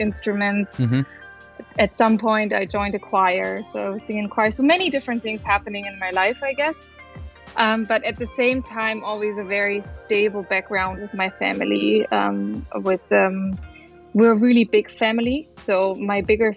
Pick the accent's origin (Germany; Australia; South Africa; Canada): Germany; near Munich, Bavaria; I'm originally from Bavaria, near Munich. I grew up near Munich